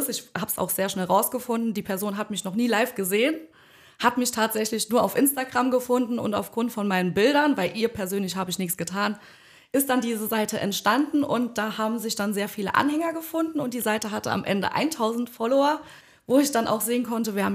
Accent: Bischmisheim, Saarland, Germany; Ich komme aus Bitchmissheim

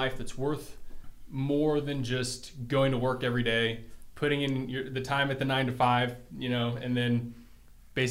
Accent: Brussels, Brussels-Capital Region, Belgium; now in Brighton, Michigan, United States; I'm from Brussels, Belgium originally

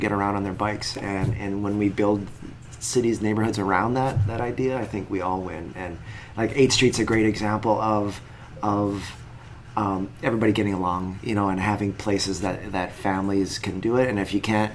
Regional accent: Canada; also born or lived in Tucson, Arizona; now in Traverse City, United States; I grew up in Canada

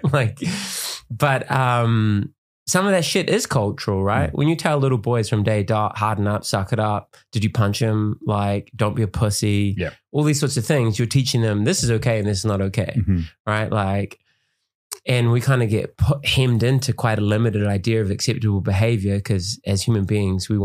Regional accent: Auckland, New Zealand; I grew up in West Auckland

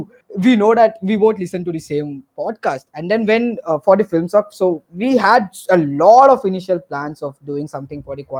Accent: Andaman and Nicobar Islands, India; I'm from Andaman and Nicobar Islands.

